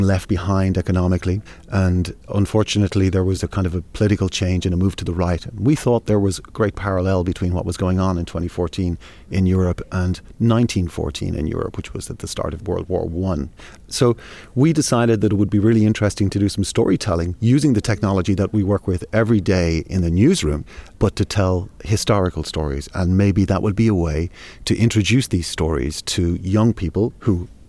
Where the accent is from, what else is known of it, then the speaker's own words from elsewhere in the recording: Ireland; moved away as an adult; now in Moscow, Russia; I'm Irish, and I've been living in Russia for about 13 years.